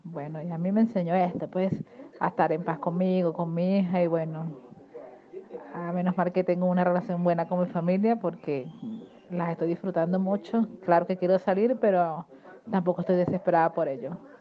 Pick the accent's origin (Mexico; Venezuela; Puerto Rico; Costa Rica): Venezuela; now in Argentina; Soy venezolana viviendo en Argentina